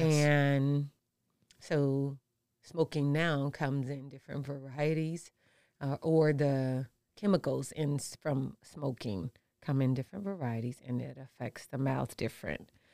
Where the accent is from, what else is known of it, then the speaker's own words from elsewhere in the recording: St. Louis, Missouri, United States; also born or lived in Detroit, Michigan; now in Nevada, United States; I am from Saint Louis.